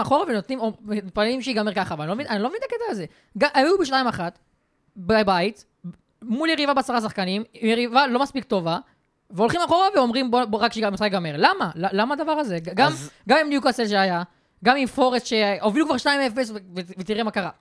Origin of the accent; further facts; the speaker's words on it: Israel; אני בתור ישראלי